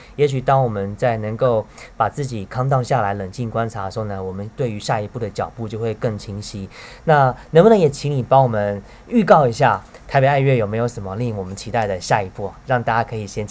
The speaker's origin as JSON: {"language": "Chinese", "country": "Taiwan", "said": "大家一听到我是台湾来的"}